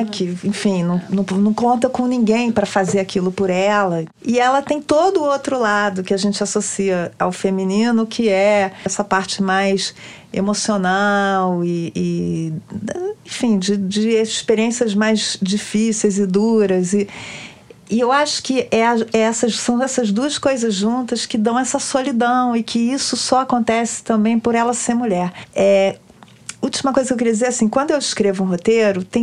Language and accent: Portuguese; Brazil; eu cresci no Brasil, né, e ah, moro no Brasil